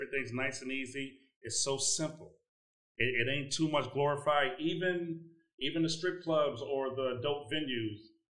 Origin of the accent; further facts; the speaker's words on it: Chicago, Illinois, United States; So even though I'm in global, I'm really from Chicago.